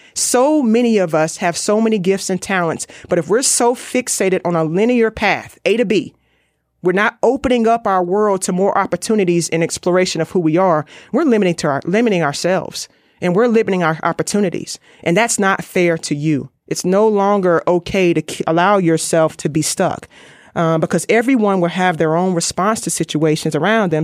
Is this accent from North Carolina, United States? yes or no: yes; Raleigh, North Carolina, United States; I'm from Raleigh, North Carolina